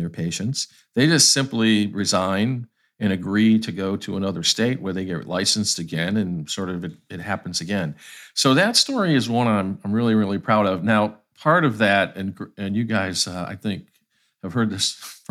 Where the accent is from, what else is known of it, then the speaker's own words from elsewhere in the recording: Ohio, United States; moved away as an adult; now in Atlanta, United States; I'm from Ohio, so I have, I grew up in the Rust Belt time in that state.